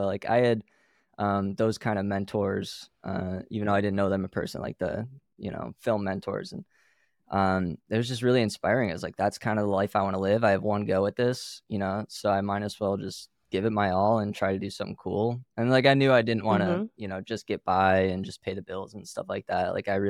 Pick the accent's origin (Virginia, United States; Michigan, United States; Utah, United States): Michigan, United States; Pinckney; So I grew up in a little farm town in Michigan, known as Pinckney, Michigan.